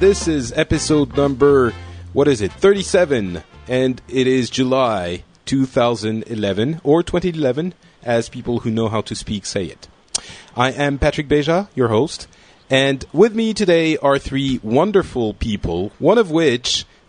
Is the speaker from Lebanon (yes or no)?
yes; Lebanon; born there; Although, you know, I was born in Lebanon, so I should probably know at least that.